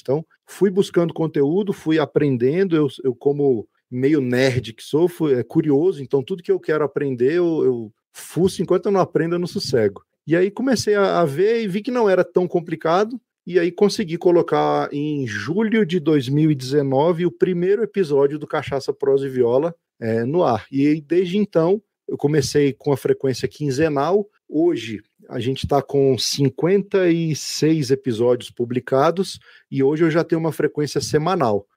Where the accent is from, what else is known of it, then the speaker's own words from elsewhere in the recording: Brasília, Federal District, Brazil; sou brasiliense, nascido aqui em Brasília, filho de mineiro e nordestino